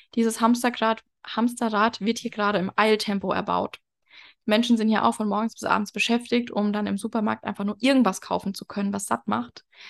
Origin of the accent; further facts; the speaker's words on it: Germany; moved away as an adult; now in Mexico; in Deutschland geboren zu sein, aus Deutschland